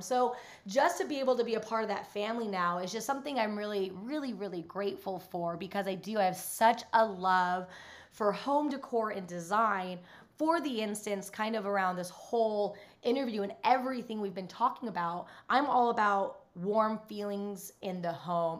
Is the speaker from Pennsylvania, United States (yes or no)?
no; Utah, United States; moved away; I grew up in Utah